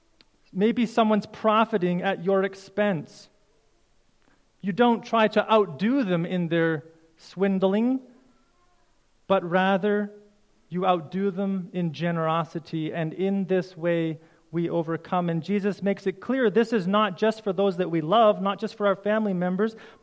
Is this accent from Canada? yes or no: yes; Canada; as a Canadian citizen